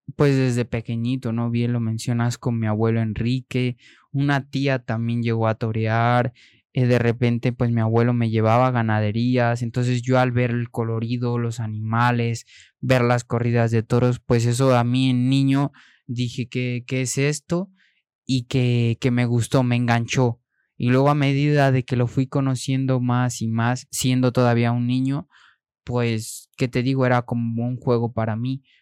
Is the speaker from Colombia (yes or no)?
no; Mexico; moved away; also born or lived in Spain; siendo mexicano